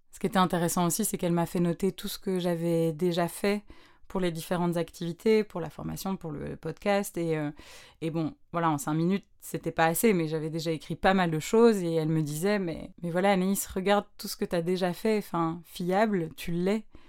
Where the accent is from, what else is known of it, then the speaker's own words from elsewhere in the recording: Brussels, Brussels-Capital Region, Belgium; vers plus ou moins 9 ans, 9-10 ans, je sais plus trop, je rejoignais ben, dans une autre école à Bruxelles un cours de chant